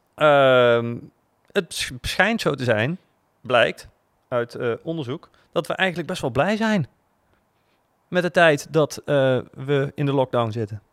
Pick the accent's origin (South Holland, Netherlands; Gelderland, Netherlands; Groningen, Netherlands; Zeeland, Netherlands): Gelderland, Netherlands; Groesbeek; ik ben opgegroeid in Groesbeek en dan moest ik naar Nijmegen naar school.